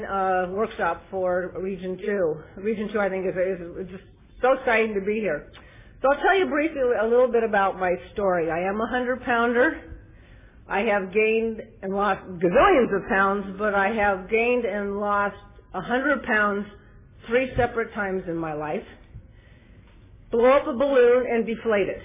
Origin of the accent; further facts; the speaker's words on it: Glendale, California, United States; now in Ontario, United States; I was born and raised in Glendale, so I haven't gone too far to Ontario